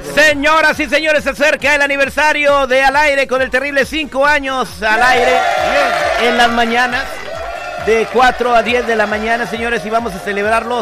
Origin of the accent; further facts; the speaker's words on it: Michoacán, Mexico; now in Los Angeles, United States; yo no estaba en mi pueblo en Michoacán